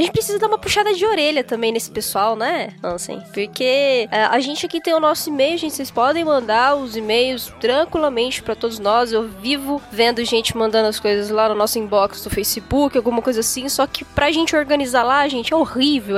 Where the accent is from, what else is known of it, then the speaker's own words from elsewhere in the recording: Osasco, São Paulo, Brazil; eu venho de Osasco